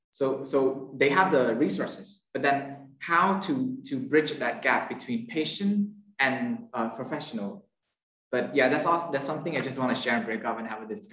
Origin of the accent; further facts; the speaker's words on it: Cambodia; I'm from Cambodia.